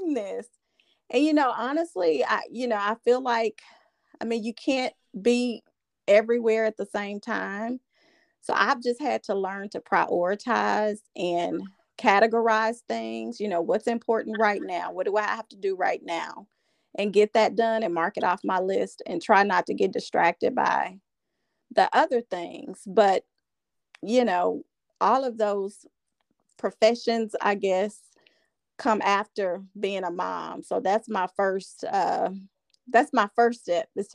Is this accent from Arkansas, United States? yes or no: yes; Camden, Arkansas, United States; now in Little Rock, United States; I am a native of Arkansas. I'm actually from Camden, Arkansas, but I've lived here in Little Rock for about the past 18 years.